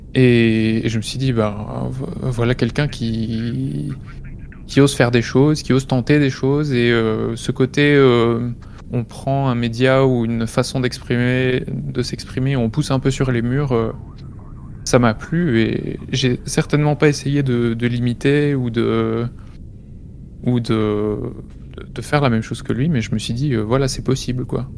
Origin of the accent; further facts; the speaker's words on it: Belgium; près de chez moi en Belgique